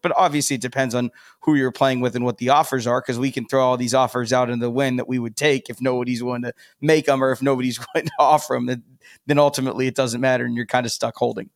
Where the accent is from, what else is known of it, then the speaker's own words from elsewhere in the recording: Columbus, Ohio, United States; born and raised in Columbus, Buckeye guy